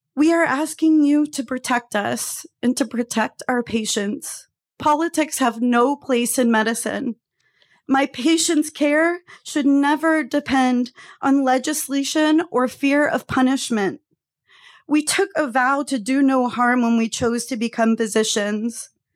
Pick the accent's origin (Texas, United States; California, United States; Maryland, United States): Texas, United States; moved away as an adult; also born or lived in Phoenix, Arizona; as a Texan teenager